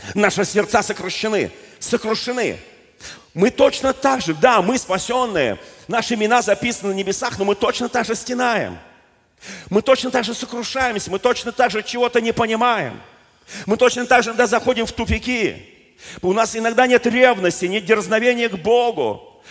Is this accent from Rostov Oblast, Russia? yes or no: no; Moscow, Russia; я просто родился в Москве